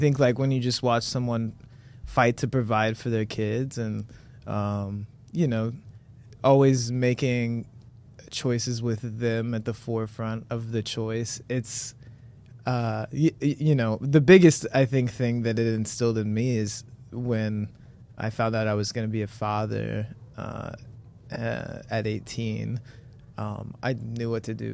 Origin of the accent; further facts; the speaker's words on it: Monroe, Ohio, United States; I'm proudly from Monroe